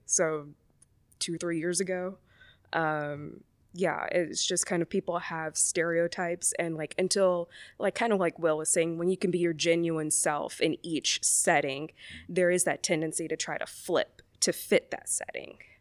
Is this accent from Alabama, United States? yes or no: yes; Mobile, Alabama, United States; moved away; I grew up in Mobile, Alabama, so from the Deep South